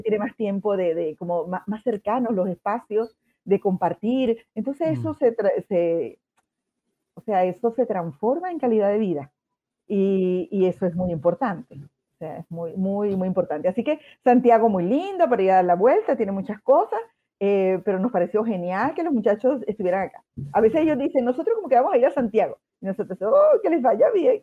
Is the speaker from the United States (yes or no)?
no; Andes, Venezuela; now in Concepción, Chile; nosotros somos de los Andes, de Venezuela